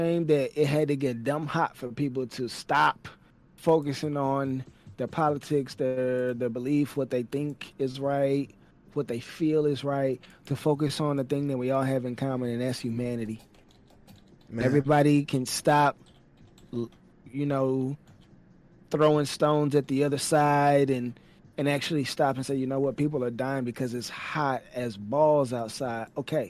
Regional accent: Texas, United States; also born or lived in Virginia / Tampa, Florida; I'm from Texas. I've been here the majority of my life. I've lived in Virginia. I've lived in Tampa, Florida.

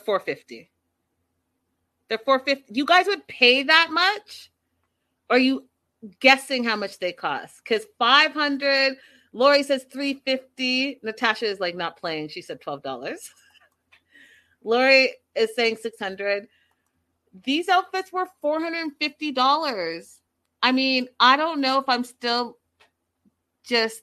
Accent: Canada; I'm Canadian

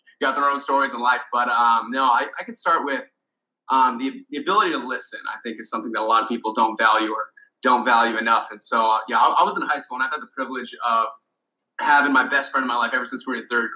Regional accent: Honolulu, Hawaii, United States; moved away as an adult; now in San Francisco, United States; I was born and raised, lucky to be born and raised in Honolulu, Hawaii

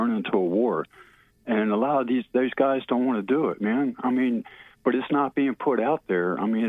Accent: Maryland, United States; I'm from Maryland, man.

